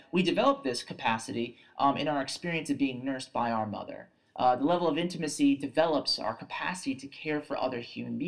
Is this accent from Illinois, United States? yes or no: no; New York, United States